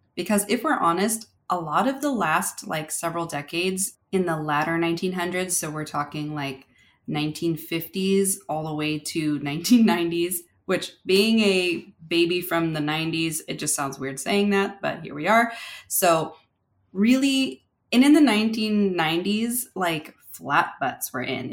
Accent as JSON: {"language": "English", "region": "California", "country": "United States", "tie": "born or raised there", "said": "growing up in California"}